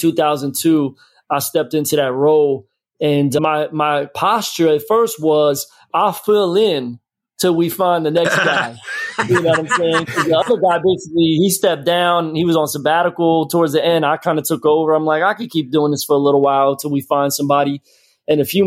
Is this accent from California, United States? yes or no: no; Philadelphia, Pennsylvania, United States; moved away as an adult; also born or lived in Florida; now in Tampa, United States; I'm from Philly.